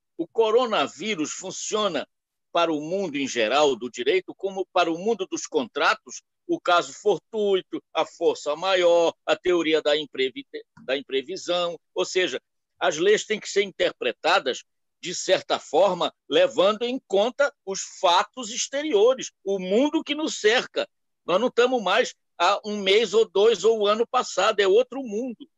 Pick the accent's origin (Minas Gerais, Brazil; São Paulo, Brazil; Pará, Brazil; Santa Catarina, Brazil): Pará, Brazil; Belém; moved away; also born or lived in Nova Friburgo, Rio de Janeiro; eu sou paraense, de Belém, mas passei anos em Friburgo.